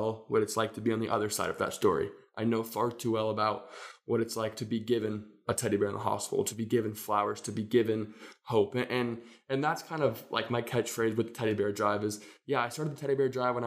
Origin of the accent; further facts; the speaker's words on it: Phoenix, Arizona, United States; moved away as an adult; now in Oregon, United States; I'm from Phoenix, Arizona. Love the desert, but I moved to Oregon, to George Fox for college.